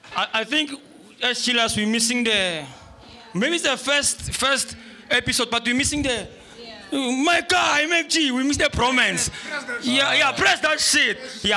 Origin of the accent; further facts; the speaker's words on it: Tembisa, Gauteng, South Africa; all the way from Tembisa.